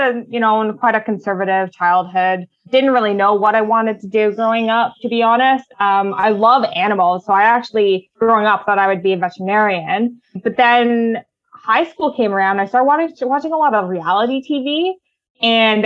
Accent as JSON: {"language": "English", "town": "Ottawa", "region": "Ontario", "country": "Canada", "tie": "born or raised there", "said": "I was born and raised in Ottawa"}